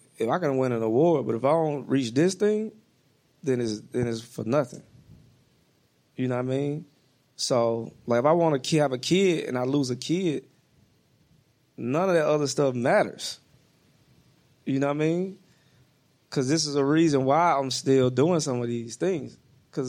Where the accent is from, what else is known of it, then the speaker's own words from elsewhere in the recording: the South, United States; moved away; I'm from the South